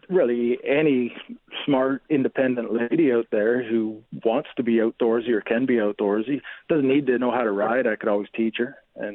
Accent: Ontario, Canada; moved away as an adult; now in British Columbia, Canada; I'm 49. I'm from Ontario, but I've been in BC since I was 18, so that's quite a while now.

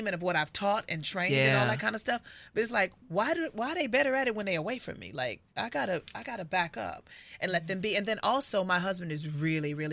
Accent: Inglewood, California, United States; I grew up in Inglewood

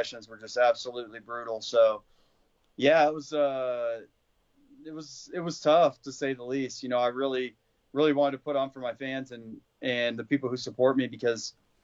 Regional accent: Azle, Texas, United States; also born or lived in Florida; That's where I'm from Azle, just outside of Fort Worth

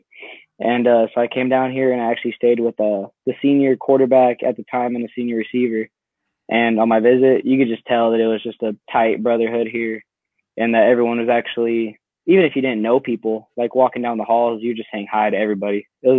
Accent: Casa Grande, Arizona, United States; moved away as an adult; now in Iowa, United States; So I'm originally from Casa Grande, Arizona. It's about smack center right between Phoenix and Tucson.

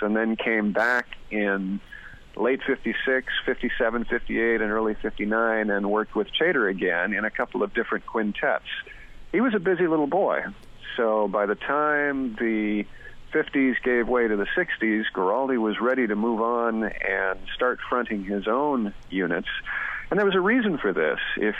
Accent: Southern California, United States; where I was growing up in Southern California.

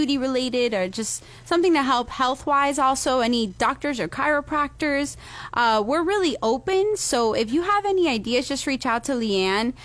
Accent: Pinecrest, Florida, United States; So I'm from Miami originally, and my family's from Venezuela. And basically, I grew up in Pinecrest

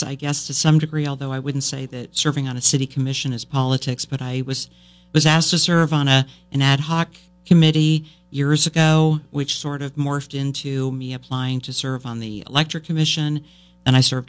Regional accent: Burlington, Vermont, United States; I grew up in Burlington

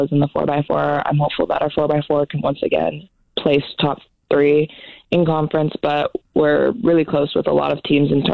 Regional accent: Tri-Cities, Washington, United States; moved away as an adult; also born or lived in Columbus, Ohio; now in Boise, United States; I'm from the Tri-Cities

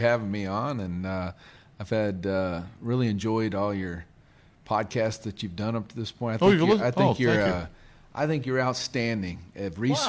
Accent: Mooresville, North Carolina, United States; also born or lived in Elkin, North Carolina; from a little kid, really from 5, 6 years old, I was raised in Mooresville.

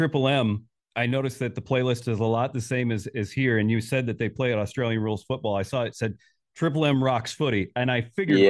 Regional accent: United States; accent: American; Even with my American accent?

